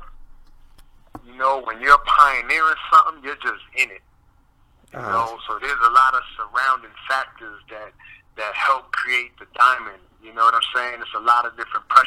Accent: New York City, New York, United States; also born or lived in Bronx, New York; I'm born and raised in Brooklyn, New York, but then I moved to the Bronx

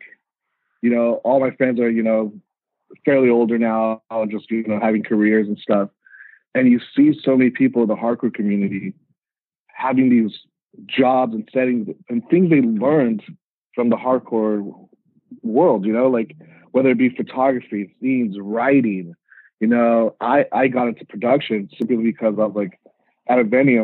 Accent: Riverside, California, United States; also born or lived in Montebello, California / Mexico; I grew up in Riverside

